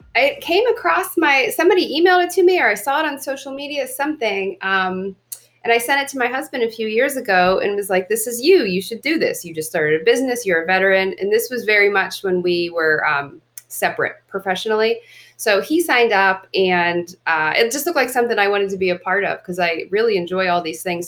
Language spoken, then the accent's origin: English; Pittsburgh, Pennsylvania, United States; now in Los Angeles, United States; I'm originally from Pittsburgh